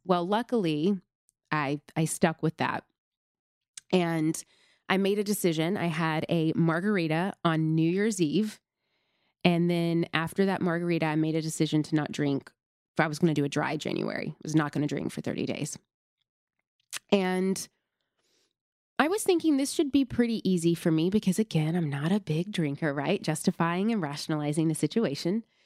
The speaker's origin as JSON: {"language": "English", "town": "Nashville", "region": "Tennessee", "country": "United States", "tie": "born or raised there", "said": "I grew up in the South. I grew up in Tennessee. grew up predominantly in Nashville, Tennessee"}